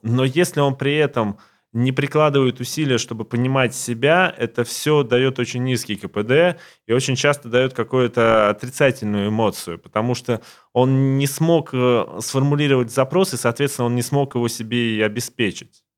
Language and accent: Russian; Siberia, Russia; now in Moscow, Russia; я сам не из Москвы, я из Сибири, и вырос в очень маленьком городке